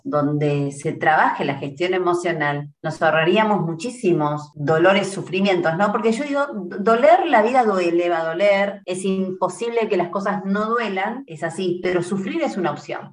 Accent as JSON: {"language": "Spanish", "town": "Trelew", "region": "Chubut", "country": "Argentina", "tie": "born or raised there", "moved": "yes", "lives_now": "Buenos Aires, Argentina", "said": "oriunda de Trelew, Chubut, Patagonia, Argentina"}